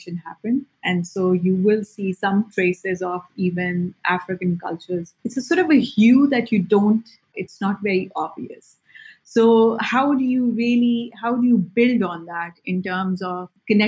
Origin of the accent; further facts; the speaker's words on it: Pakistan; being Pakistani